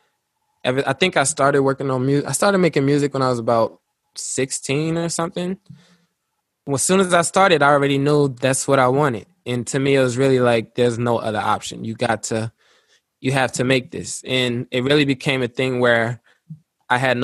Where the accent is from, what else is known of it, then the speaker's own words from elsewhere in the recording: Luxembourg; moved away as an adult; also born or lived in Little Rock, Arkansas, United States; When I was five, I moved out there, and I was born in Little Rock, Arkansas, and then we moved to Luxembourg